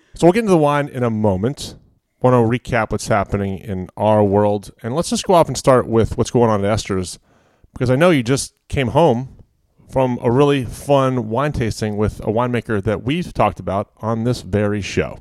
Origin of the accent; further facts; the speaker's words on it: Quantico, Virginia, United States; I grew up around Quantico